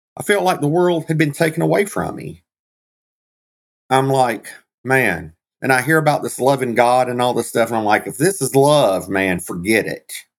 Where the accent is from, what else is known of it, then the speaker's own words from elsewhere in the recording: Georgia, United States; Uh, I was actually raised in Georgia